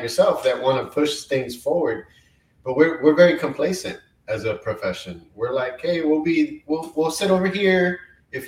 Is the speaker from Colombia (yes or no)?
yes; Colombia; moved away; I was born in Colombia, South America.